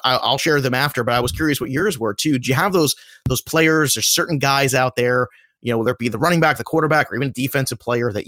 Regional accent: New York area, United States; I grew up in the New York area

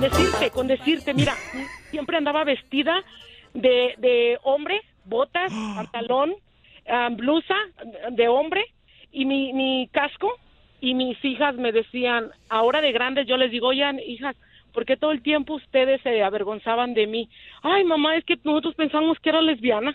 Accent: Ocotlán, Jalisco, Mexico; now in United States; soy de Ocotlán, Jalisco

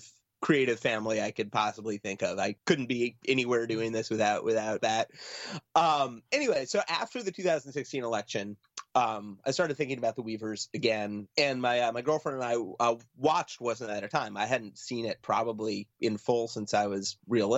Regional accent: Long Island, New York, United States; I grew up on Long Island.

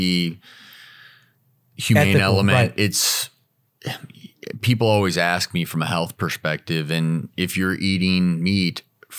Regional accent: Midwest, United States; So I'm from the Midwest. I still go back to the family farm all the time in Nebraska.

